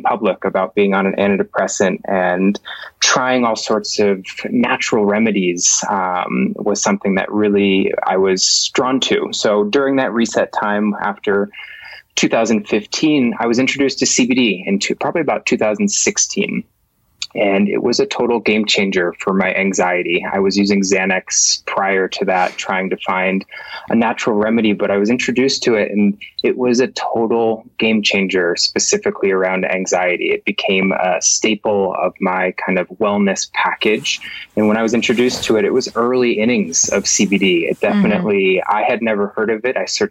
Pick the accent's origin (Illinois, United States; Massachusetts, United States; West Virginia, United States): Massachusetts, United States; Boston; moved away as an adult; also born or lived in Colorado; born and raised in Boston, Massachusetts, born and raised, and then made my way to Colorado